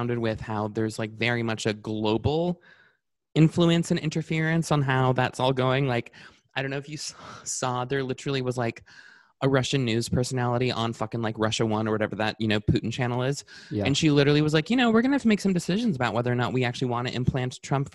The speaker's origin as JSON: {"language": "English", "country": "Canada", "said": "as a Canadian"}